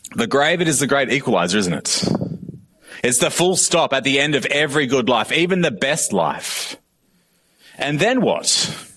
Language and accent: English; Australia; I am also Australian.